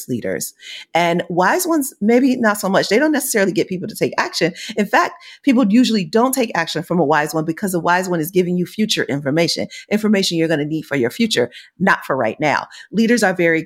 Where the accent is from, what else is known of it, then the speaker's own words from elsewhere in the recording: United States; I'm from America